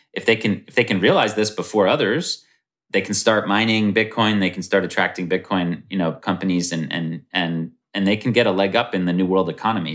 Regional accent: United States; speaking as American

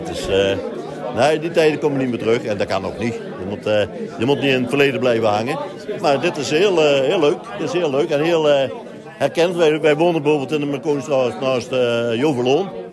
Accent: Roosendaal, North Brabant, Netherlands; dat was toen een hele gezellige buurt. Hele gezellige wijk, ja heb daar alles eigenlijk gezien bouwen wat ze nou weer afgebroken hebben. Heb ik als kind op zien bouwen

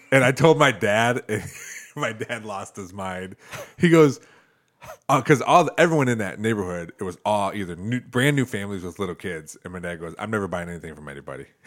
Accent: Toledo, Ohio, United States; also born or lived in Perrysburg, Ohio; where I grew up in Toledo

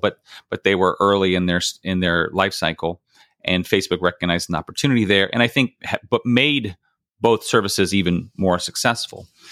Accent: Bakersfield, California, United States; moved away as an adult; I grew up in Bakersfield, California

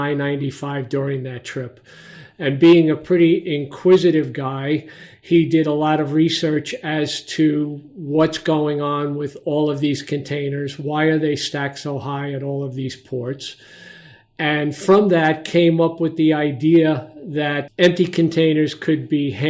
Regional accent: New York City, New York, United States; moved away as an adult; now in Montclair, United States; I grew up and spent a good part of my younger life in Brooklyn, New York

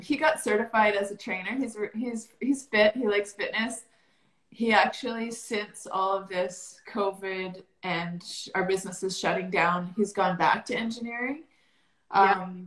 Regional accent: Calgary, Alberta, Canada; I grew up here in Calgary, Alberta, Canada

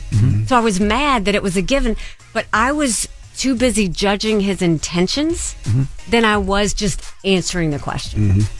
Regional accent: Bamberg, South Carolina, United States; the unheard, unseen are people like where I grew up in Bamberg, South Carolina.

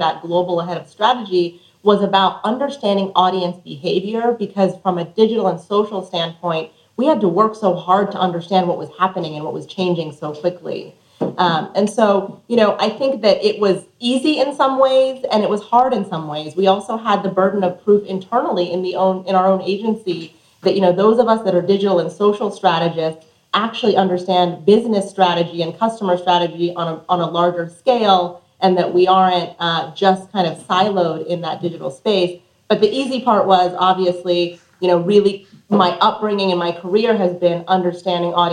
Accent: Colorado, United States; moved away; also born or lived in New Mexico; I was born in New Mexico and raised in Colorado

